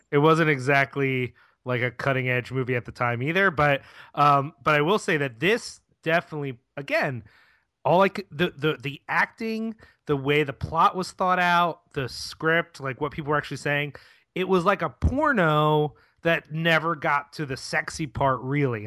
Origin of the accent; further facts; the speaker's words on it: Philadelphia, Pennsylvania, United States; as a Philadelphian